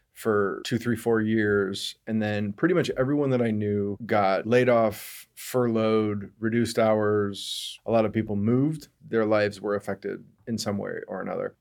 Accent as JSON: {"language": "English", "town": "Denver", "region": "Colorado", "country": "United States", "tie": "born or raised there", "moved": "as an adult", "lives_now": "Seattle, United States", "said": "Denver, Colorado"}